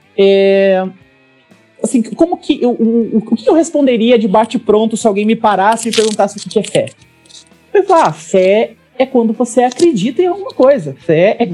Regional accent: Roncador, Paraná, Brazil; eu nasci em Roncador, que é uma cidade minúscula do interior do Paraná, tem menos de 10 mil habitantes

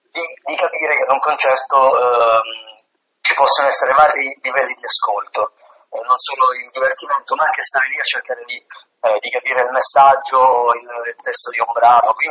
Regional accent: Apulia, Italy; sono pugliese, vivo in un paese di mare

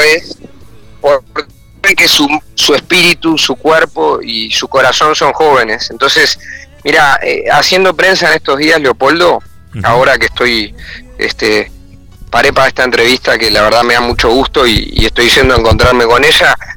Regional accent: Uruguay; nuestra actualidad como uruguayos

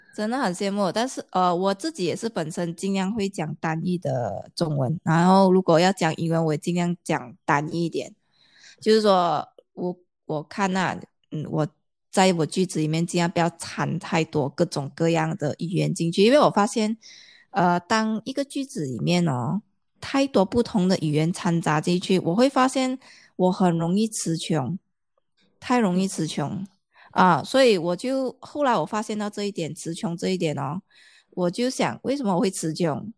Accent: Malaysia; first language Chinese; 因为我们马来西亚表达的方式会比较

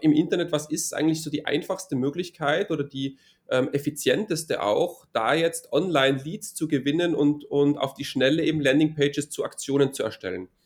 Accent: Innsbruck, Tyrol, Austria; now in near Vienna, Austria; komme aus Innsbruck, das ist in Tirol in Österreich

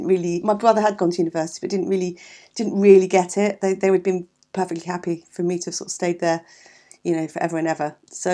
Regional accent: London, United Kingdom; also born or lived in Eltham; we were born in Catford, okay, which is Southeast 6, deepest, darkest South London, in the early 60s. Okay. And then, so we lived there until I was 18 and my parents moved to Eltham. Mm. So all in South London.

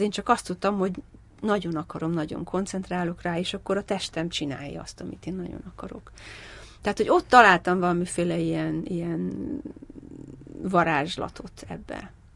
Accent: Hungary; moved away as an adult; now in London, United Kingdom; magyar vagyok

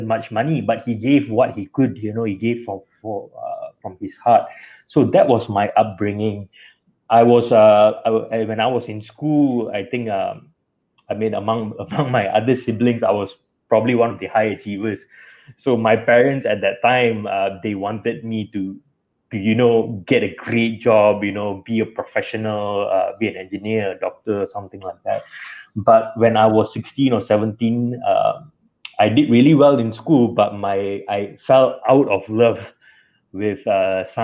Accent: Kuantan, Pahang, Malaysia; I was born and raised in Kuantan, Pahang. I lived there all my life.

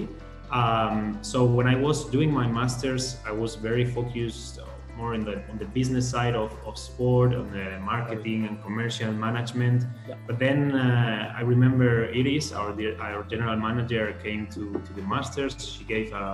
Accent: Valencia, Valencian Community, Spain; moved away; I'm from Valencia, which is my hometown

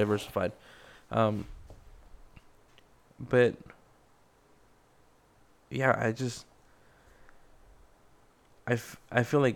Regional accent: Mexico; born or raised there; now in United States

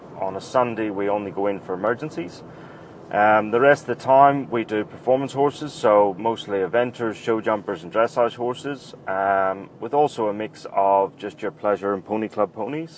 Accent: Northern Ireland, United Kingdom; moved away as an adult; also born or lived in Cambridge, England; now in Melbourne, Australia; I grew up in Northern Ireland

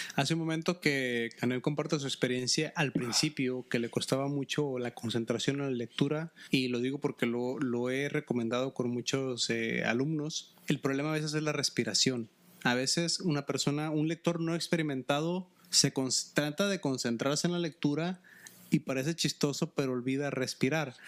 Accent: Mexico; en México en la primaria se nos obliga a leer muchos libros

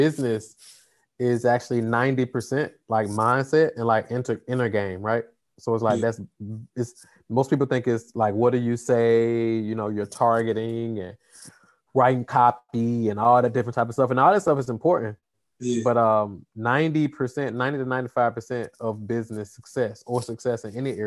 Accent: Atlanta, Georgia, United States; I'm here from Atlanta, Georgia

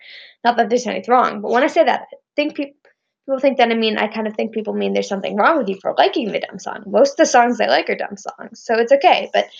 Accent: California, United States; also born or lived in Indiana; I was born in Indiana, but my family moved out to California when I was, like, a year old

